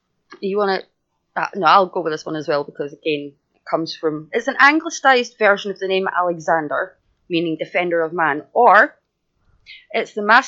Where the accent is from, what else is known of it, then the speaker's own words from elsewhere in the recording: Scotland, United Kingdom; I'm Scottish.